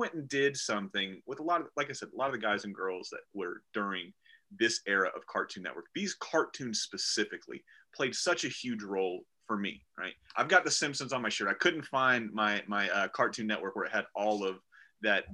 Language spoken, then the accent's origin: English; the South, United States; I'm from the South